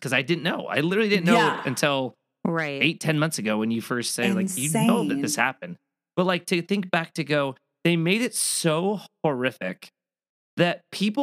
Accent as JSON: {"language": "English", "town": "Gilbert", "region": "Arizona", "country": "United States", "tie": "born or raised there"}